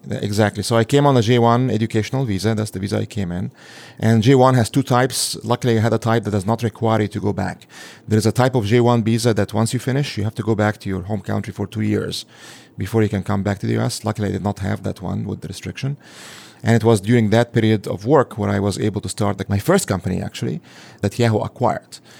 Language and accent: English; Egypt; now in United States; I'm an immigrant from a Muslim majority country. So I come from Egypt